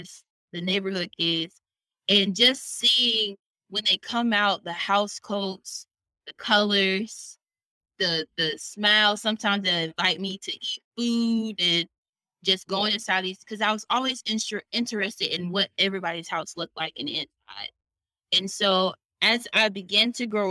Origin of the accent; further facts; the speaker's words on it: Titusville, Florida, United States; now in Birmingham, United States; I was born in Titusville, I was raised in Titusville, and I grew up in this middle class Black neighborhood